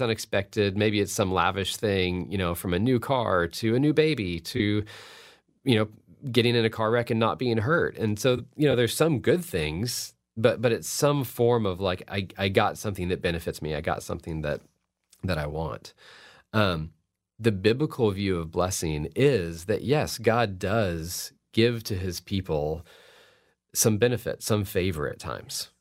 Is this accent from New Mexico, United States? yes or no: no; Fort Worth, Texas, United States; I've gotten to teach at T C U, which is in my hometown of Fort Worth